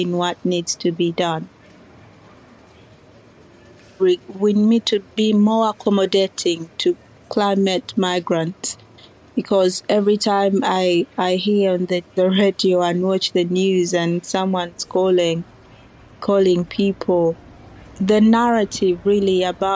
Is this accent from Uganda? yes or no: yes; Uganda; moved away as an adult; now in United Kingdom; when I was growing up in Uganda